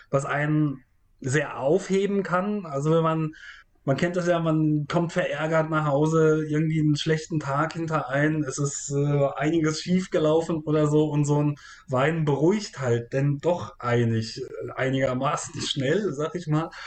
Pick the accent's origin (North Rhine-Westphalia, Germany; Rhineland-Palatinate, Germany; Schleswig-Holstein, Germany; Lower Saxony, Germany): Rhineland-Palatinate, Germany; Rhenish Hesse; now in Berlin, Germany; aus meiner Heimat oder ja doch aus meiner Heimat kenne, aus Rheinhessen.